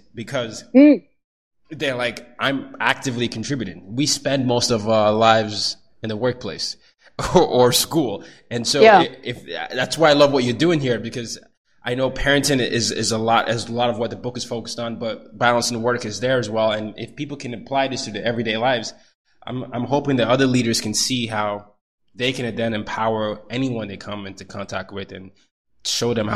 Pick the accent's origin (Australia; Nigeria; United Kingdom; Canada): Nigeria; moved away; I grew up in Nigeria